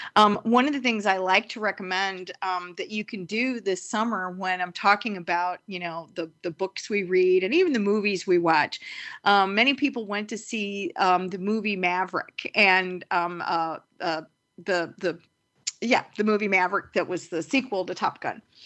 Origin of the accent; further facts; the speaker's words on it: St. Louis, Missouri, United States; I am from Saint Louis